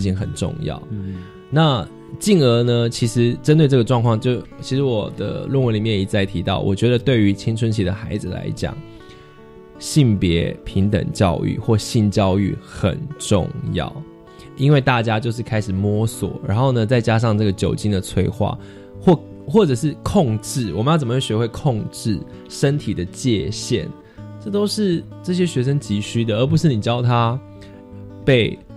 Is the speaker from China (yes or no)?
no; Taiwan; 身为一个台湾人